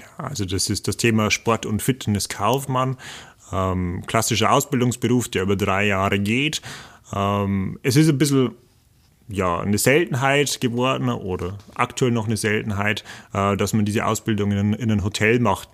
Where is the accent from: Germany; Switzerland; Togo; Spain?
Germany; the region around the Bayerwaldhof, Bavaria; ich komme aus der Region hier, ich weiß, und ich kenne den Bayerwaldhof schon äh, seit meiner kleinen Kindheit